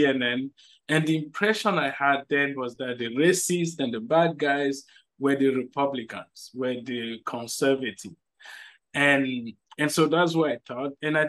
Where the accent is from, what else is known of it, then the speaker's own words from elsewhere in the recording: Cameroon; also born or lived in Nigeria; now in United States; I grew up in Africa. I was born in Cameroon, spent time in Nigeria, studied there.